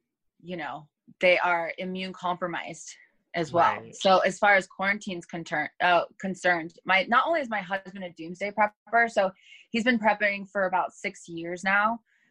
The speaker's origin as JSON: {"language": "English", "town": "Los Angeles", "region": "California", "country": "United States", "tie": "born or raised there", "also_born_or_lived": "Thousand Oaks / Hollywood / Inglewood / Monterey Park", "said": "I'm from Los Angeles too"}